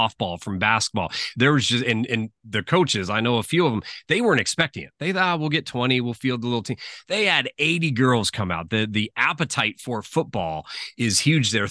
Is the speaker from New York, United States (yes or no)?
no; San Mateo, California, United States; I grew up in San Mateo, California